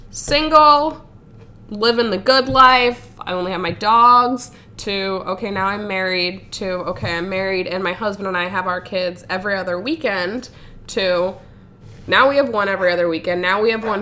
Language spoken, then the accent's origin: English; Ohio, United States; also born or lived in Florida; I moved from Florida to Ohio with my mom.